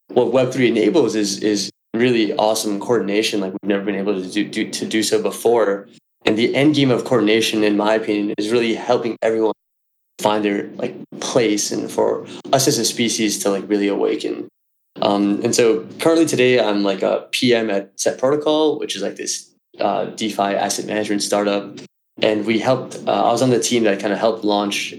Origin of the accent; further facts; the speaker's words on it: New York City, New York, United States; I'm from New York City.